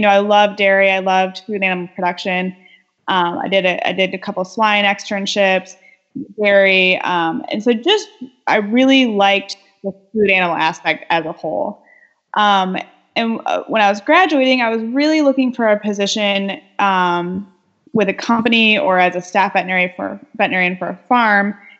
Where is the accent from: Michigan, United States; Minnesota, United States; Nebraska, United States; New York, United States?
Michigan, United States; west side of; I'm originally from Michigan. I grew up on the west side of the state